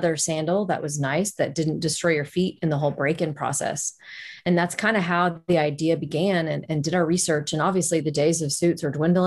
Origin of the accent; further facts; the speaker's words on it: Dallas, Texas, United States; also born or lived in Jakarta, Indonesia; born and raised in Dallas, Texas, which is where we reside currently